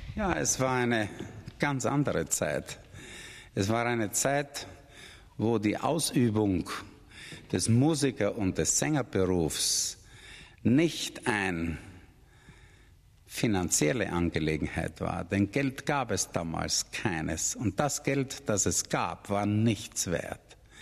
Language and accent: German; Austria; bei uns in Österreich